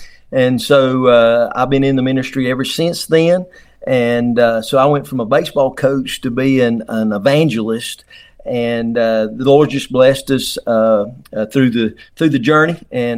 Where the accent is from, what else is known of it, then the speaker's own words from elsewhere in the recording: Wilkes County, North Carolina, United States; I grew up in Wilkes County and went to Appalachian State University